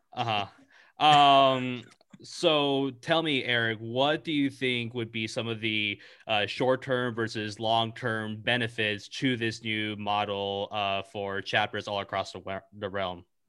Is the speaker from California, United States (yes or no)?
yes; California, United States; I'm from California